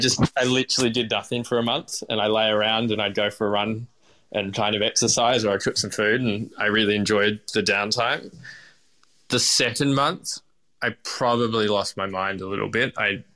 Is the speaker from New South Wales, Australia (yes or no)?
no; Melbourne, Victoria, Australia; And I guess also I'm born and bred in Melbourne, so doing things in Melbourne is incredibly easy in comparison.